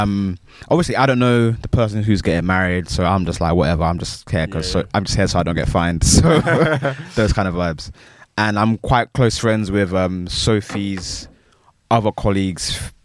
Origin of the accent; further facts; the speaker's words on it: Hayes, London, United Kingdom; I had to represent. I'm from Hayes. I have to represent.